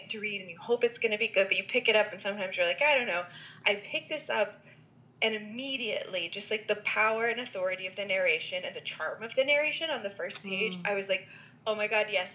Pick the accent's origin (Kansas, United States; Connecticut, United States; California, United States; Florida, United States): Connecticut, United States; I'm from Connecticut